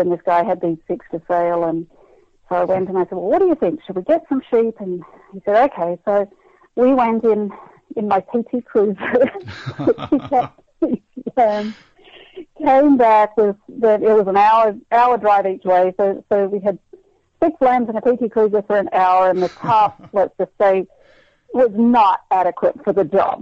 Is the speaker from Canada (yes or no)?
no; Australia; moved away as an adult; now in Kansas, United States; growing up in Australia, we eat lamb like you eat beef here